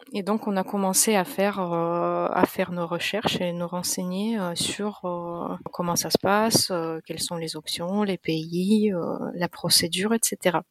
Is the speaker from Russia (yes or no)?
yes; Russia; moved away as an adult; now in France; Je suis d'origine russe. Je suis née en Russie